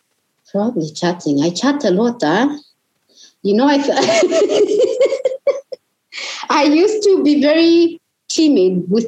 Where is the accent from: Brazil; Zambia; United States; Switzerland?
Zambia; Chipata, Eastern Province; We are both from Chipata. You know, we are all Zambian people.